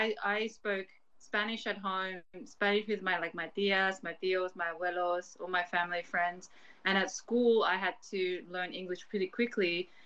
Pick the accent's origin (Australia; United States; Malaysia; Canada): Australia; I was born and raised in Australia, first gen. But my family, they were living in Chile